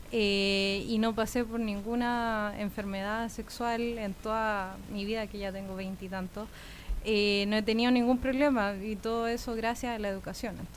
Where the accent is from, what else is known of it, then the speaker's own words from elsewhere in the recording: Santiago, Santiago Metropolitan Region, Chile; born there; also born or lived in United States; yo eh, nací acá en Santiago, pero me he mudado mucho. Viví en Estados Unidos 12 años, así que ahora regresé hace 5